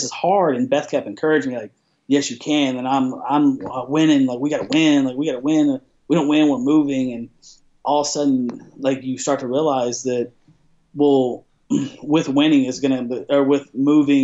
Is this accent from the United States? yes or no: yes; Abilene, Texas, United States; moved away; also born or lived in Dallas, Texas; I grew up in Dallas, Texas. I moved to Abilene, Texas. But from the third grade to high school, I was in Abilene, Texas my whole life.